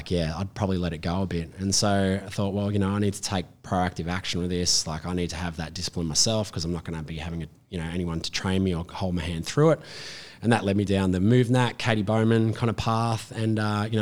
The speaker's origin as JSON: {"language": "English", "area": "Hunter Valley", "region": "New South Wales", "country": "Australia", "tie": "born or raised there", "said": "I grew up in the Hunter Valley."}